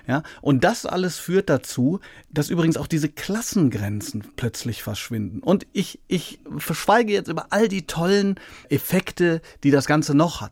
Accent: Hagen, North Rhine-Westphalia, Germany; Hagen, das ist meine Heimatstadt

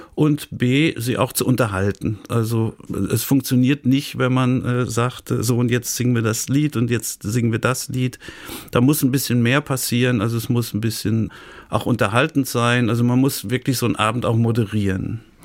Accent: Dortmund, North Rhine-Westphalia, Germany; moved away as an adult; now in Siegen, Germany; gebürtiger Dortmunder

